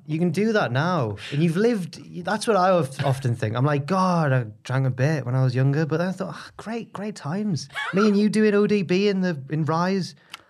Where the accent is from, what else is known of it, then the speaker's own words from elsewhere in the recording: Newcastle upon Tyne, North East England, United Kingdom; I was like, Newcastle.